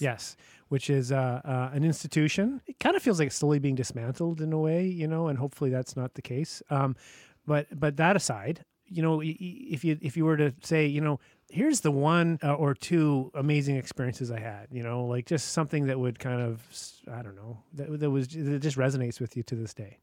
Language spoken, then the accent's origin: English; Whitehorse, Yukon, Canada; moved away; I'm from Whitehorse, Yukon